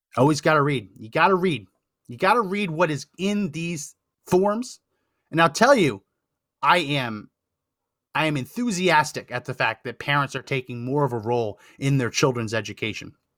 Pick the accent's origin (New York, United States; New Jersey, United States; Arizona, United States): New Jersey, United States; central; now in Texas, United States; I grew up in New Jersey.